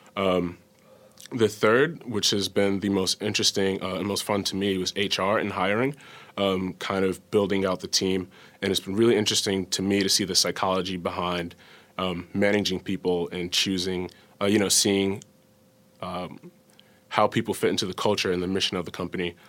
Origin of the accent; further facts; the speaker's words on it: New York City, New York, United States; moved away; I'm from New York City